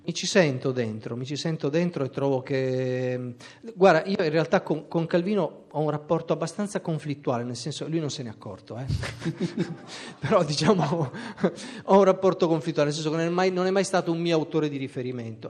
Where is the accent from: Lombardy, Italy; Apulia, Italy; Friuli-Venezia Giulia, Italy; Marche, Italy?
Friuli-Venezia Giulia, Italy; Trieste; moved away; also born or lived in Pordenone